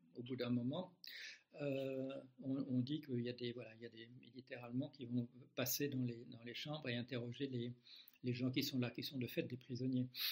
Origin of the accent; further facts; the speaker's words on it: Belgium; moved away as an adult; Beaucoup de gens croient que j'habite toujours en Belgique. Non, je l'ai quitté à l'âge de, à l'âge de 26 ans